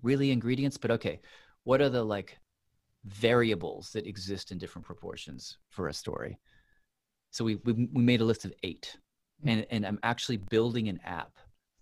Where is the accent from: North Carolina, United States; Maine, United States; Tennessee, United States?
Tennessee, United States; moved away; I grew up in Tennessee